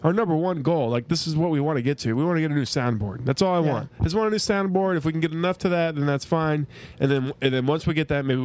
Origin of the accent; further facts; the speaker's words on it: the South, United States; growing up in the South, so like college football is a Southern thing